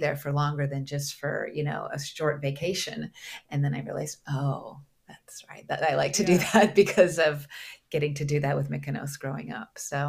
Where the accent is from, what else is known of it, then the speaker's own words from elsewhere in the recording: Portland, Oregon, United States; moved away as an adult; also born or lived in Greece / St. Thomas; I grew up in Portland, Oregon, and went to college there.